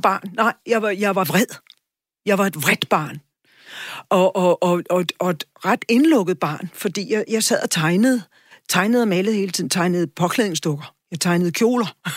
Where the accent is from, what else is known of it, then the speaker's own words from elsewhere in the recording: Charlottenlund, Capital Region of Denmark, Denmark; jeg er vokset op ude i Charlottenlund